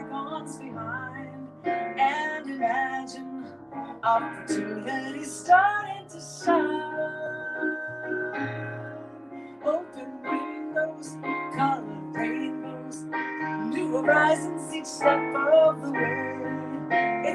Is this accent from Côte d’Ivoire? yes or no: no; Toronto, Ontario, Canada; I grew up in Toronto, and in a very musical family